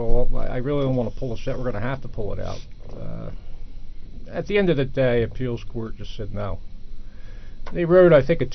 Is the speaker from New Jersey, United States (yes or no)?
yes; New Jersey, United States; born or raised there